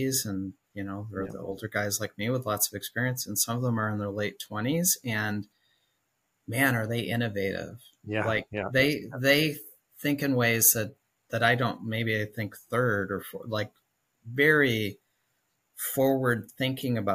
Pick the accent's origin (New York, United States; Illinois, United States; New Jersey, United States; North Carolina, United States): Illinois, United States; Chicago; now in Nashville, United States; Originally, I'm from Chicago, and then we relocated